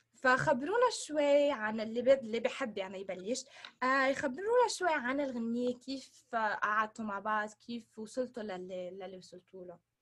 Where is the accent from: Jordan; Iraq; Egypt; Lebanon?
Lebanon; Sidon, South Governorate; now in Los Angeles, United States; هون انا بلوس انجلوس سو بس حدا يسالني انت من وين الجواب آه، من صيدا لانه ما حدا بيعرف وين الميوميه فانا كمان بقول انه انا من صيدا